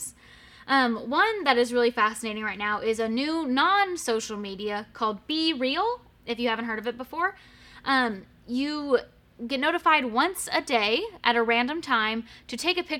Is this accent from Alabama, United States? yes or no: no; Murfreesboro, Tennessee, United States; moved away as an adult; also born or lived in Knoxville, Tennessee; now in Blount County, United States; I grew up in Murfreesboro, Tennessee, went to Knoxville for school, and then decided to stick around